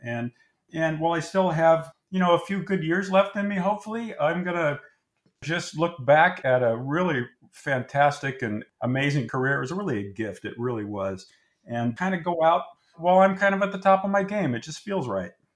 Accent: Anaheim, California, United States; I grew up in the Anaheim area, Orange County area

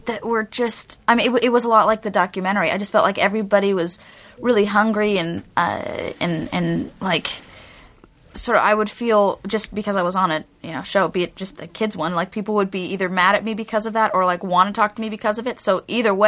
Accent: Garden Grove, California, United States; I'm from Orange County, I'm from Garden Grove

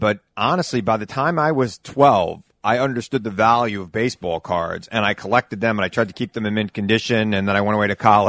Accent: Long Island, New York, United States; I grew up on Long Island, obviously, in the 80s and the 70s, late 70s, early 80s

